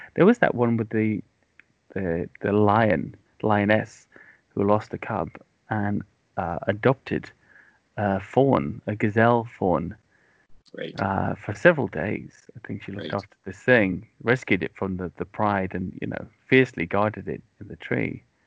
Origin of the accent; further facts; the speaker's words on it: Wales, United Kingdom; also born or lived in London, England; now in near London, United Kingdom; I grew up in Wales, and um, in the the west, it rains constantly